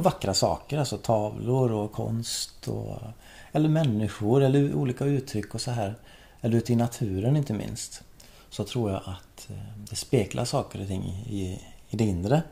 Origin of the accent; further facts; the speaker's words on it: Skephult, Västra Götaland, Sweden; Jag växte upp i Skepult eh, i Marks kommun